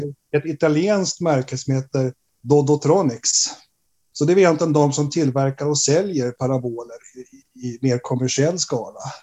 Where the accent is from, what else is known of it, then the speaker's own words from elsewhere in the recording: Stockholm, Stockholm County, Sweden; moved away as an adult; now in Umeå, Sweden; jag är ursprungligen från Stockholm